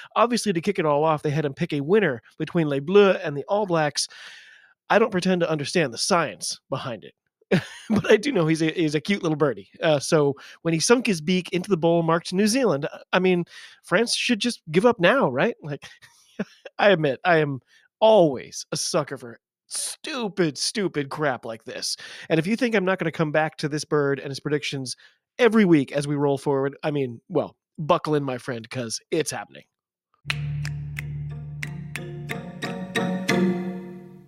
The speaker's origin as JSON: {"language": "English", "country": "United States", "said": "I'm an American rugby fan"}